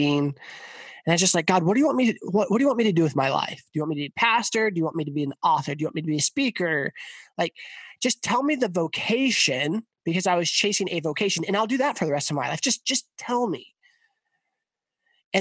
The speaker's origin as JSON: {"language": "English", "town": "Hays", "region": "Kansas", "country": "United States", "tie": "born or raised there", "said": "I grew up in Hayes, Kansas"}